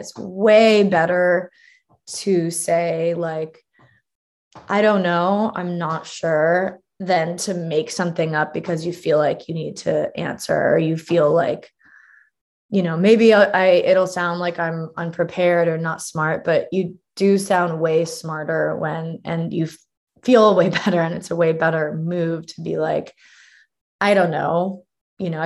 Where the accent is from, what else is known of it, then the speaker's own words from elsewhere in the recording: California, United States; I'm from California, and so I'm like, you know, indoctrinated in sort of pseudo hippie culture